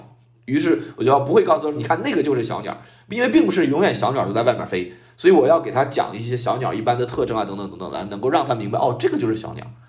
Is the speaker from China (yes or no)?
yes; China; 我当时的人生觉得，就是为什么我们中国人都要学英语呢？